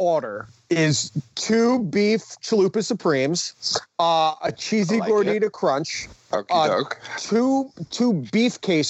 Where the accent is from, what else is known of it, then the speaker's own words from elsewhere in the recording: West Milford, New Jersey, United States; growing up in West Melford, where the only fast food place we had was McDonald's